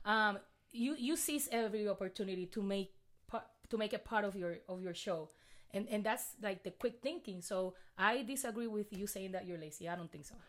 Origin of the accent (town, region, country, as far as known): Puerto Rico; accent: thick accent; English is a second language; now in Texas, United States